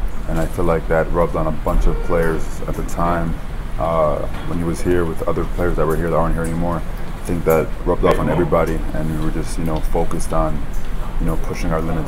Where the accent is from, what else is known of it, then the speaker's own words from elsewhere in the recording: New Jersey, United States; born there; I'm not from South Florida. I was born in Jersey.